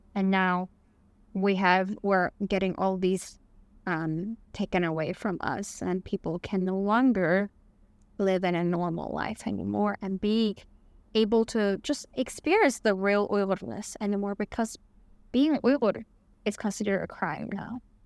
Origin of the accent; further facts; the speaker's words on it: Beijing, China; English is a second language; moved away as an adult; I was born and raised in Beijing, which is the capital of China.